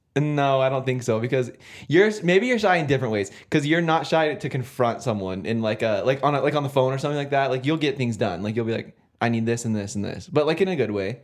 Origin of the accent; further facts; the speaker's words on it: California, United States; moved away; I'm from California